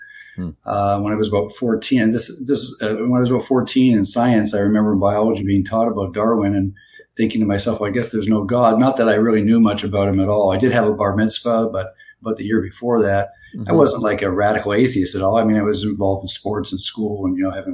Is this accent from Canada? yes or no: yes; Toronto, Ontario, Canada; moved away as an adult; also born or lived in Florida; now in Bradenton, United States; I'm originally from Toronto, Canada. I grew up there and was trained there